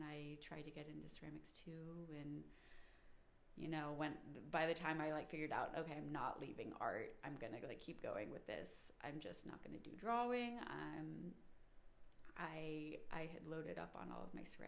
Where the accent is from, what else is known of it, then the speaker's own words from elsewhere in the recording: Brandon, Mississippi, United States; moved away as an adult; now in Cincinnati, United States; I was born in Brandon, Mississippi, which is right outside of Jackson